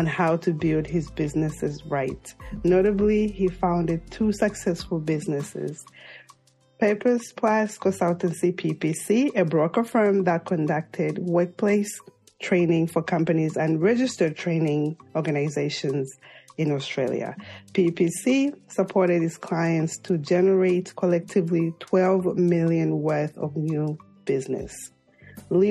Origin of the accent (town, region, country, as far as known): Zambia; moved away